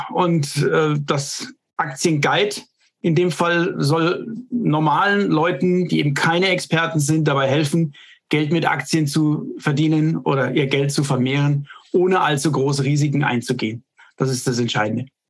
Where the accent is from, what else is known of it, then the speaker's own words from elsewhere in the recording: Germany; hier bei uns in Deutschland